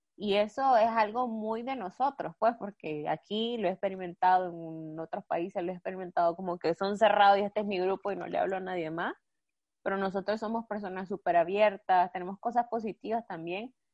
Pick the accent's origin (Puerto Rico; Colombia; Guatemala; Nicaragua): Nicaragua; moved away as an adult; now in Spain; yo amo mi país y soy nicaragüense